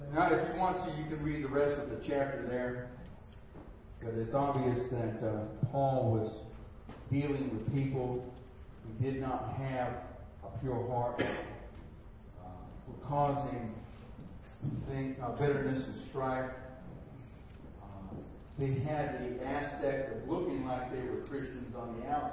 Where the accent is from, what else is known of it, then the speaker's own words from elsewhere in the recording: United States; I'm American